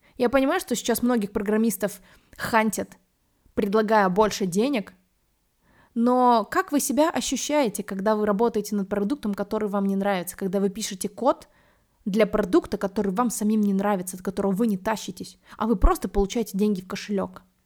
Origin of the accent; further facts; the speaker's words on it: Minsk, Belarus; also born or lived in New York; Я из Минска, и я первый раз приехала в Москву уже после того, как пожила в Нью-Йорке